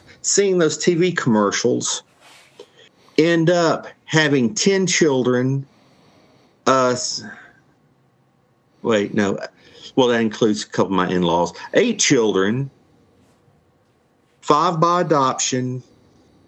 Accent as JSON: {"language": "English", "region": "Georgia", "country": "United States", "moved": "yes", "lives_now": "Tennessee, United States", "said": "But I am from the Tennessee state, originally from the state of Georgia."}